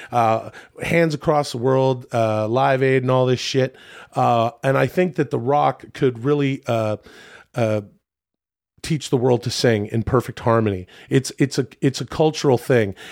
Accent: Ladner, British Columbia, Canada; moved away; my hometown of Ladner

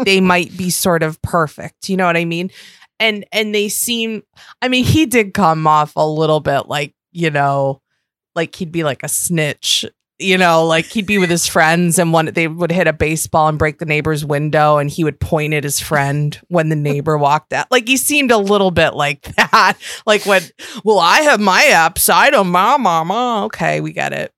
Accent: Western New York, United States; I'm from Western New York.

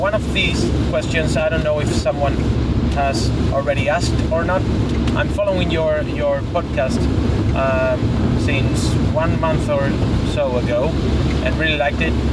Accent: Seville, Andalusia, Spain; I'm calling from Seville, a city in the southwest of Spain

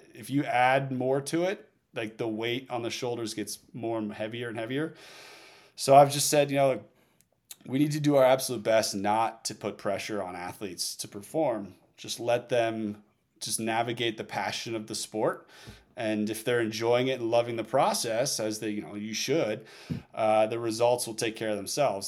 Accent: Northeast, United States; moved away; also born or lived in Oregon; I came from the Northeast where the winter sports were everything

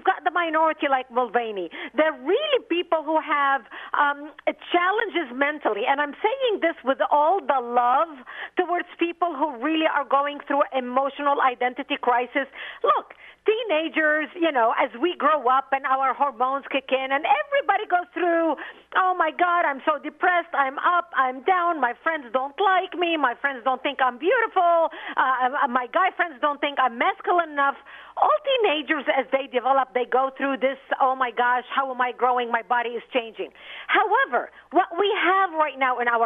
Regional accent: Lebanon; first language Arabic; English is a second language; moved away as an adult; now in United States; I'm a Middle Eastern by birth. I grew up in Lebanon. My mother tongue is Arabic.

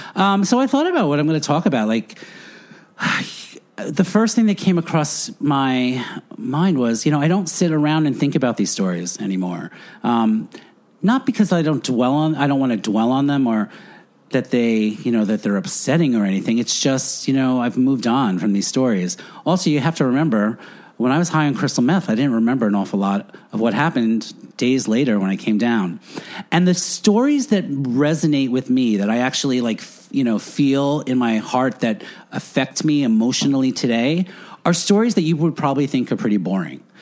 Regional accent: Floral Park, New York, United States; moved away as an adult; also born or lived in Edison, New Jersey; I grew up Catholic on Long Island

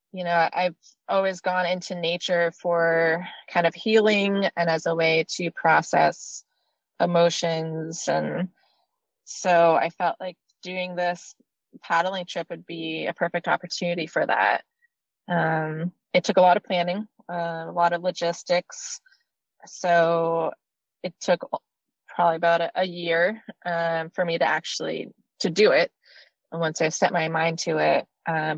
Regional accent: Maine, United States; moved away; I was born and raised in Maine, and that's where I spent the most part of my life

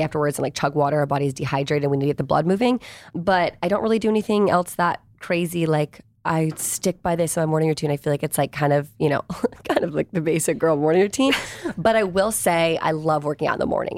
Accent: Virginia, United States; I grew up in Virginia. Like I didn't grow up

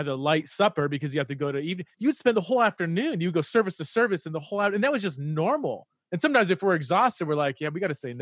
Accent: United States; moved away as an adult; also born or lived in Aberdeen, United Kingdom; an American who's been, you know, lived in the UK for several years

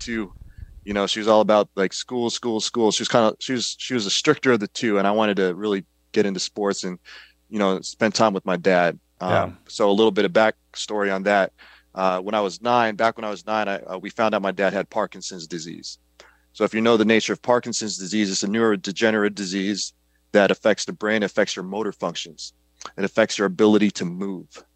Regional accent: Kankakee, Illinois, United States; I grew up in a small town just south of Chicago, called Kankakee, Illinois.

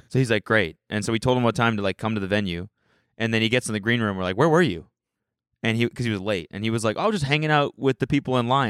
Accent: Calgary, Alberta, Canada; moved away as an adult; now in United States; I'm from Calgary

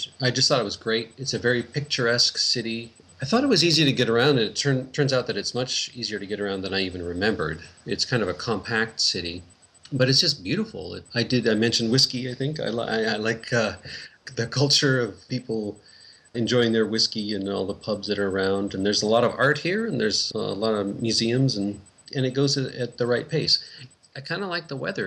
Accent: Seattle, Washington, United States; moved away as an adult; now in Scotland; I grew up in Seattle

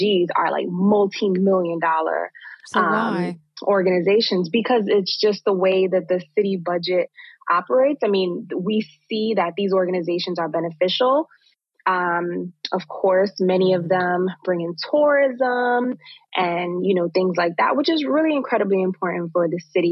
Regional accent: New York City, New York, United States; place where I was born and raised here in Brooklyn

